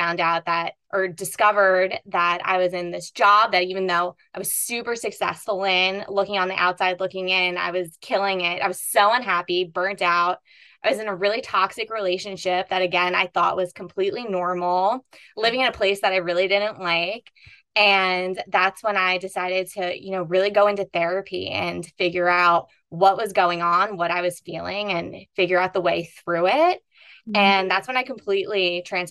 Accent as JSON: {"language": "English", "region": "East Coast", "country": "United States", "tie": "born or raised there", "said": "I grew up on the East Coast in a very Catholic family"}